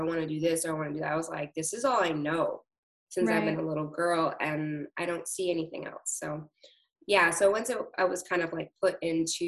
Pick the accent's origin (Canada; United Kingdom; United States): Canada; Toronto, Ontario; I grew up in Scarborough